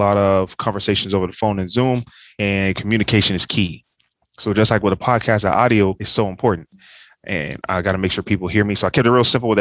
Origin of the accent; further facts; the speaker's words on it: Dayton, Ohio, United States; moved away as an adult; also born or lived in Cincinnati, Ohio / Kentucky / Nashville, Tennessee / Atlanta, Georgia; So I grew up in Dayton, Ohio